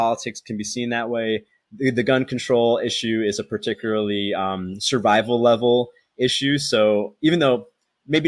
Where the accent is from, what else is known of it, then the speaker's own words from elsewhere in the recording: United States; now in Thailand; I'm American